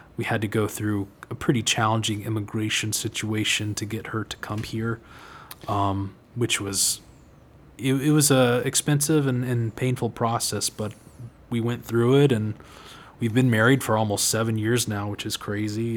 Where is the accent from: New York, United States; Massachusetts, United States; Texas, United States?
Texas, United States; Austin; also born or lived in Dripping Springs, Texas; born and raised uh, in Austin and around Austin. I, I went to high school and, and, school in Dripping Springs, Texas. So Central Texas native